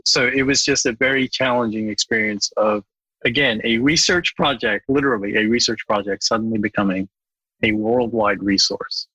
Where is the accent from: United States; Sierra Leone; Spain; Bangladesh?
Bangladesh; moved away; I was born in Bangladesh, and I went back to work in Bangladesh